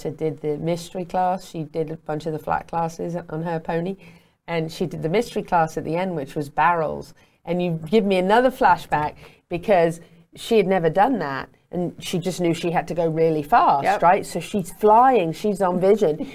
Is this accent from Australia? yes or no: no; Meriden, West Midlands, United Kingdom; growing up in England, in Meriden at Walsh Hall, we had an apple orchard